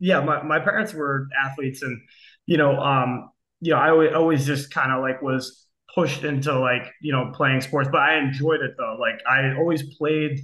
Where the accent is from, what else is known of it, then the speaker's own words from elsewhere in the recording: Akron, Ohio, United States; now in Kent, United States; I grew up in Akron, Ohio. I now live in Kent, Ohio